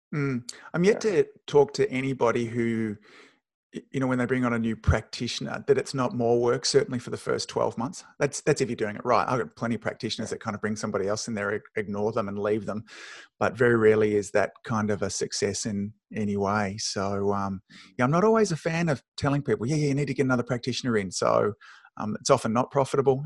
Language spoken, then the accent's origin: English; Australia; my weird Aussie mannerisms